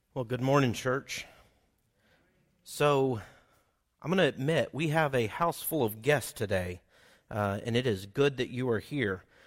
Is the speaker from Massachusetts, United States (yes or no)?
no; Oklahoma, United States; accent: Oklahoman; I'm from Oklahoma. I speak Oklahoman and not that well.